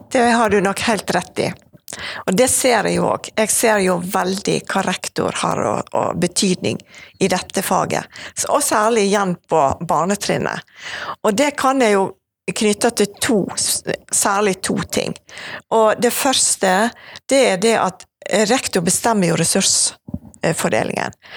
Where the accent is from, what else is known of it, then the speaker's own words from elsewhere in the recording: Evanger, Vestland, Norway; also born or lived in Bergen; now in Åsane, Bergen, Norway; jeg vokste opp på Evanger